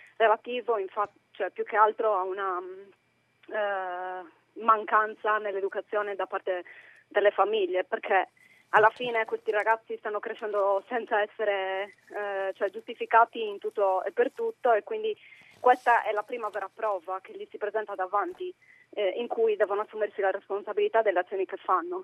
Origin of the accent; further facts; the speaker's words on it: Sardinia, Italy; now in United Kingdom; chiamo dal Regno Unito, però sono sarda.